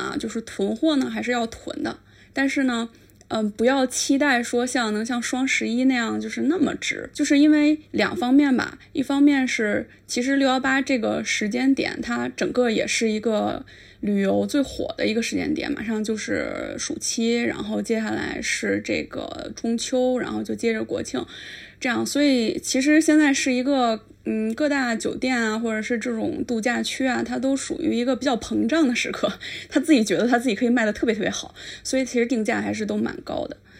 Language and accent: Chinese; China; 但是呢，我们就是中国人的这个旺盛的出游需求，它它没有办法出境